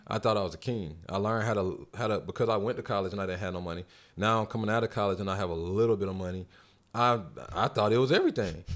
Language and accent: English; North Carolina, United States; now in Atlanta, United States; I'm from North Carolina